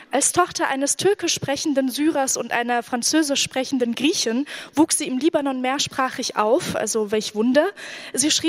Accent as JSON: {"language": "German", "country": "Iraq", "first_language": "Arabic", "second_language": "German", "lives_now": "Germany", "said": "Während des Irakkrieges war ich in Deutschland. Die Lage in meinem Heimatland hat mich beschäftigt. Ich wollte mich dazu äußern, aber auf Arabisch war es nicht möglich."}